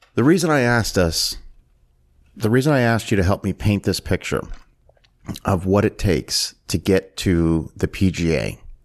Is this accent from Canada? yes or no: yes; Canada; moved away; I'm originally from Canada